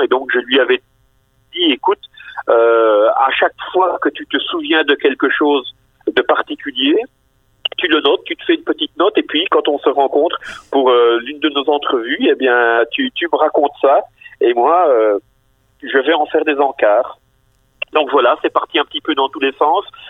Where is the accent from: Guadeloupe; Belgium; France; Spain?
Belgium; Bastogne, Wallonia; je suis originaire de Bastogne.